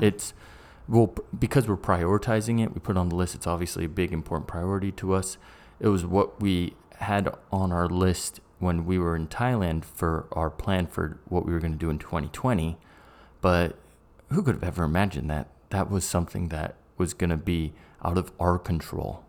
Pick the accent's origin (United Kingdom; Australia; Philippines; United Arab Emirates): United Kingdom; England; also born or lived in United States; I'm an English guy and a Brit and a American.